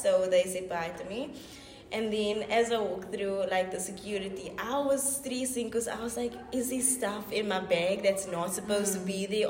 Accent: South Africa; just because I come from South Africa, where crime is like

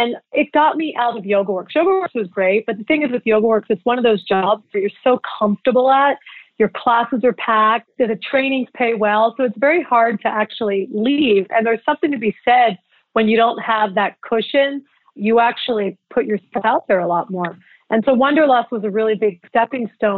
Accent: Philadelphia, Pennsylvania, United States; moved away; also born or lived in New York / Los Angeles; As a young child, I grew up in Philadelphia where there's a lot of culture

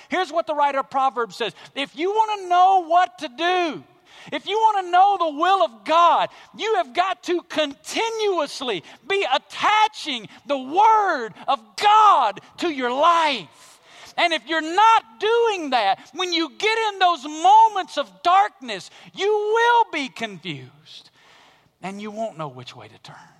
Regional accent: Alabama, United States; moved away as an adult; Growing up in Alabama, a regular part of life in Alabama is tornadoes. I was born and raised there, lived there till I was about twenty-three years old

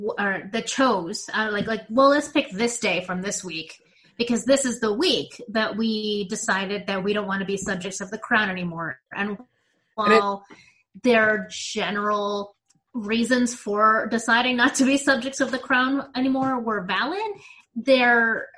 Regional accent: United States; I am an American citizen, born and raised

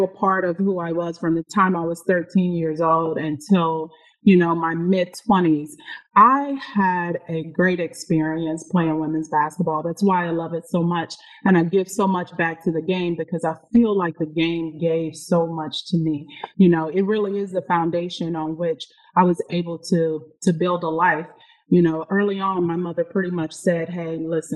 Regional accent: Arkansas, United States; I'm originally from Arkansas

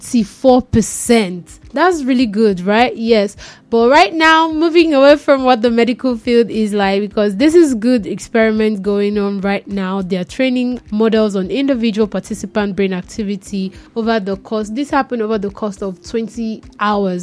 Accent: Nigeria; as a Nigerian

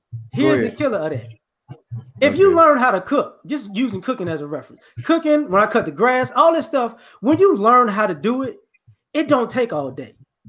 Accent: New Orleans, Louisiana, United States; born there; Like I said before, I was born in New Orleans.

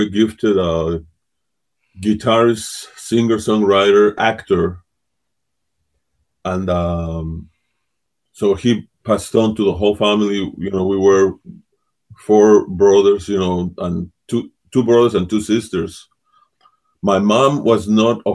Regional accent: Mexico; moved away; I was born and raised there. And at the time that I was living in Mexico, right up until 1968

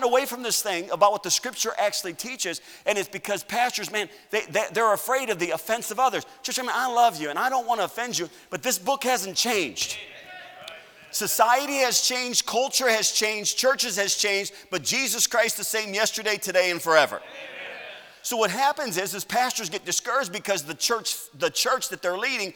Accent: United States; I'm an American citizen

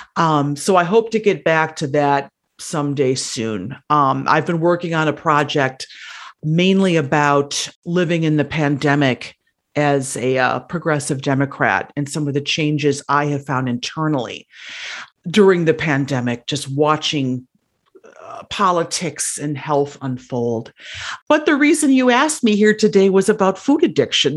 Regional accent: Wisconsin, United States; now in Cook County, Illinois, United States; I am originally from Wisconsin

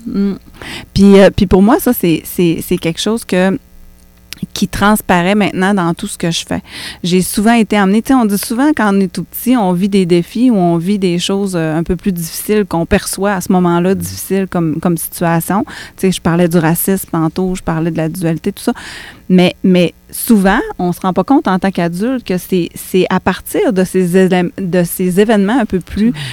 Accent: Quebec, Canada; je suis née au Québec puis que je suis autochtone

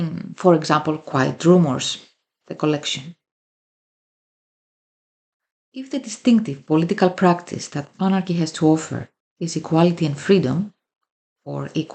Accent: Greece; I come from Greece and a working class immigrant family background.

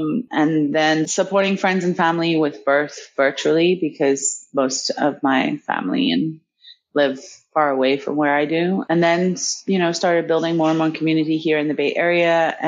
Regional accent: Tanzania; born there; But I grew up all over the world, essentially. I was born in Tanzania. That's where my mother's people are from, Nyasa and Yao.

